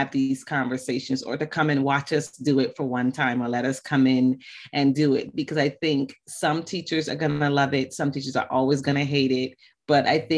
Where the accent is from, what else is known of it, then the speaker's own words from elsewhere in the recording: Barbados; moved away; also born or lived in West Africa; Bajan is B-A-J-A-N, and that is just a slang term for Barbadian because I was born in Barbados.